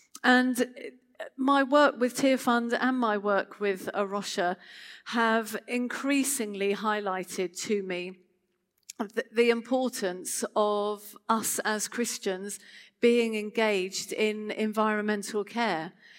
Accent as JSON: {"language": "English", "town": "Chichester", "region": "South East England", "country": "United Kingdom", "said": "So just to tell you a little bit about myself, I come from Chichester and live there with my family"}